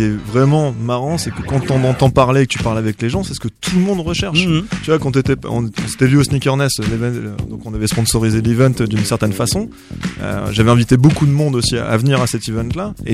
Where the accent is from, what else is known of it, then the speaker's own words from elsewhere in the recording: Marseille, Provence-Alpes-Côte d'Azur, France; Je suis de Marseille euh, de la région, j'ai mon truc humain quoi.